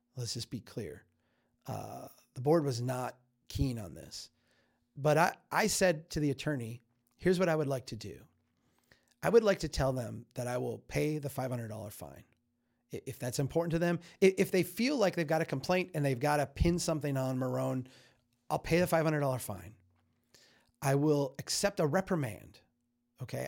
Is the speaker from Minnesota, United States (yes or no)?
yes; Minnesota, United States; I'm a Minnesotan